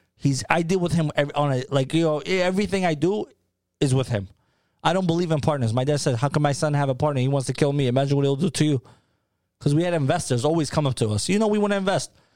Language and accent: English; New York City, New York, United States; also born or lived in Peja, Kosovo; now in Tampa, United States; I grew up in Harlem